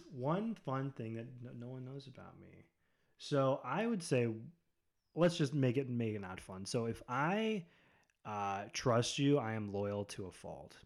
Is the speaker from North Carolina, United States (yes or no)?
no; Spencer, Ohio, United States; also born or lived in Akron, Ohio / Medina, Ohio; Spencer, that's where I mainly grew up from, like, fifth grade through high school. Um, so that's where I'm from originally, is Spencer